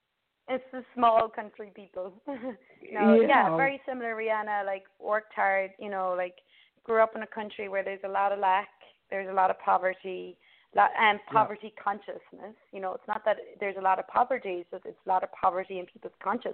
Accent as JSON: {"language": "English", "country": "Ireland", "tie": "born or raised there", "said": "where I grew up in Ireland"}